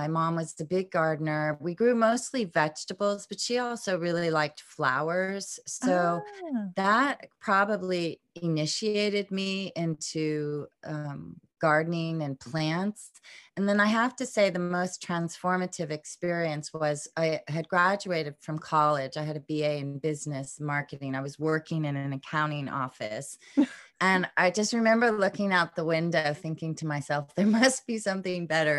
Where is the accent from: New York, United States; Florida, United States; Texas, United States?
Florida, United States; Pensacola; born there; So I was born in Pensacola, Florida, but I was born into a military family. So we moved around quite a bit